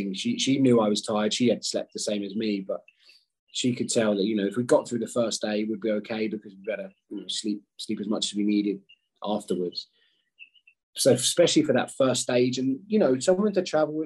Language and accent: English; United Kingdom; being British